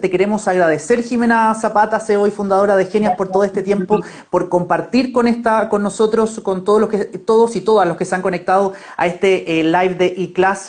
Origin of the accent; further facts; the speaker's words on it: Viña del Mar, Valparaíso, Chile; now in Santiago, Chile; yo también soy de Viña